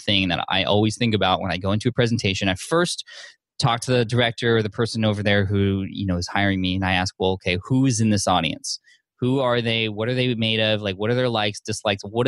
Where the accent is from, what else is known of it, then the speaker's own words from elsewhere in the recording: San Diego, California, United States; San Diego, my hometown